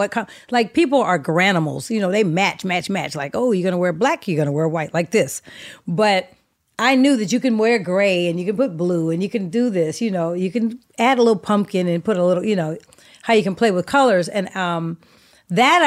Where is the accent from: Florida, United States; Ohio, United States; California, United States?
California, United States; the Bay Area; moved away; I was born in the Bay